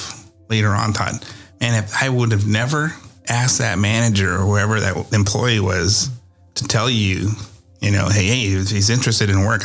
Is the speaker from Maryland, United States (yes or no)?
no; Iowa, United States; now in Texas, United States; I'm from Iowa and I'm in Texas as well. And I have to make my trip to Iowa once a year so I can see where I came from